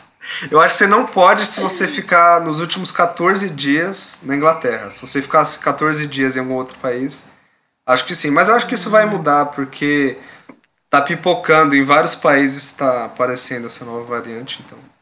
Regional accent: São Paulo, Brazil; eu sou de São Paulo

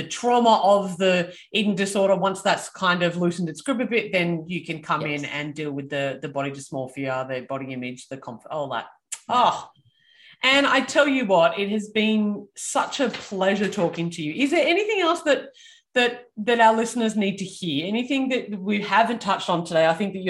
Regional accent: Australia; I am Australian

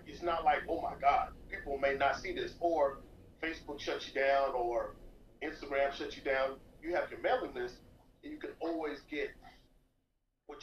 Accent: Moreno Valley, California, United States; also born or lived in Paramount, California / Compton, California; growing up in Southern California

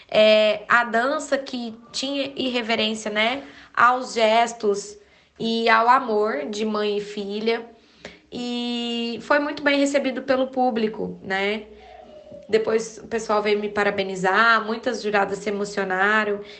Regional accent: Uberaba, Minas Gerais, Brazil; Eu sou de Uberaba, ministro aulas há mais de 10 anos na minha cidade.

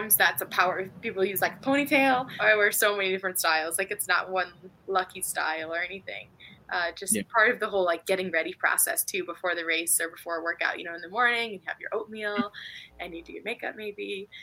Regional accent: St. Louis, Missouri, United States; moved away as an adult; also born or lived in Tallahassee, Florida; I'm from St. Louis, Missouri

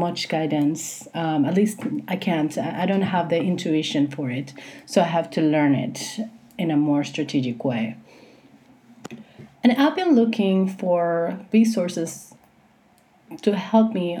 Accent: Puerto Rico; I was born in 1982 in Puerto Rico, which is where I live, and this is where I'm recording this.

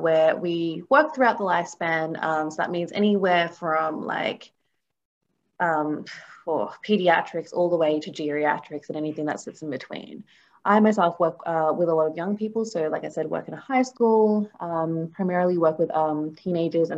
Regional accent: Australia; also born or lived in New Zealand; I grew up obviously here in Australia

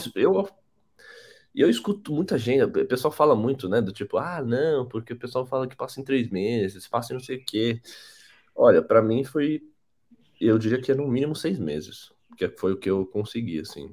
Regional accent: São Paulo, Brazil; eu sou de São Paulo, sou formado em design visual

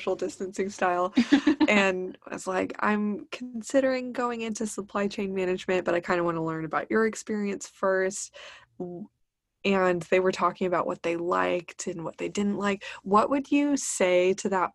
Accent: Texas, United States; we're Texan through and through

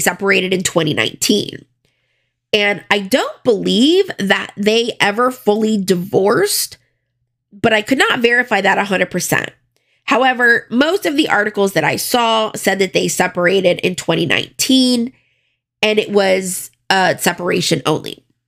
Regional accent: Broward County, Florida, United States; I am from Florida, Broward County, and I went to a pretty big high school

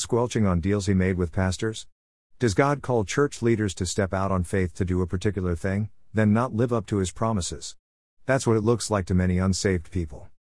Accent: United States; We as American Christians

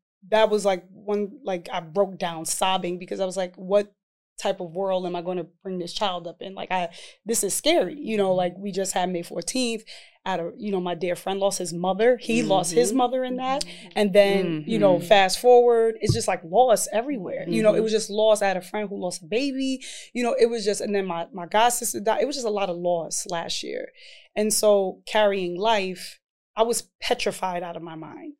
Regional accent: New York City, New York, United States; I come from East Harlem, New York.

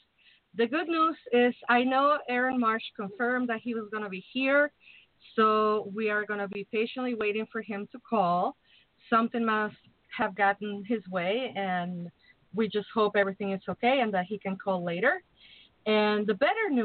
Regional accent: Mexico City, Mexico; now in Chicago, United States; I'm from Mexico City. I'm basically from the tropics

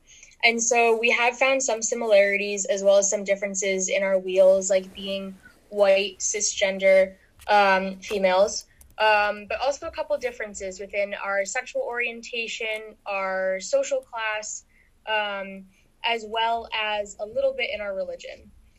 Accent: Simsbury, Connecticut, United States; moved away as an adult; now in San Diego, United States; I'm from Simsbury, Connecticut.

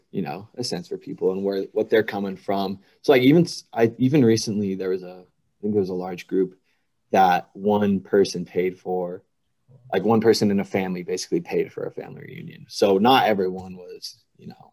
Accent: Billings, Montana, United States; also born or lived in Auburn, Alabama; I was born and raised in Montana in Billings.

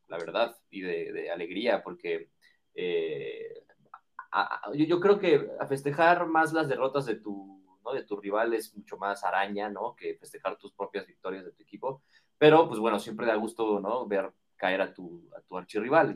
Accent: Mexico

